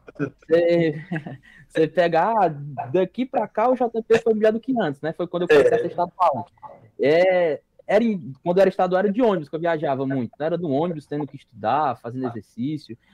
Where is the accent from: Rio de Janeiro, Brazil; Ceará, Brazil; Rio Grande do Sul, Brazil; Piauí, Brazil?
Ceará, Brazil; Jaguaribe; now in Fortaleza, Brazil; eu sou do interiorzão do Ceará